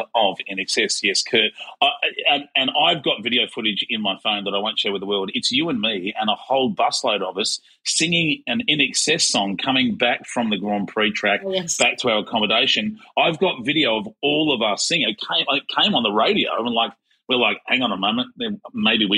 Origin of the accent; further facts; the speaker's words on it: Melbourne, Victoria, Australia; I'm from Melbourne